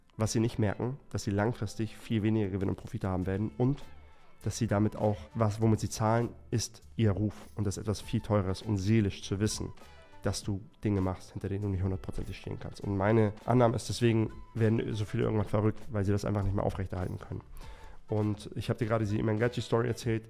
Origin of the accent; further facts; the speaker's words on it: Erbil, Kurdistan Region, Iraq; moved away; in Erbil, in meiner Heimatstadt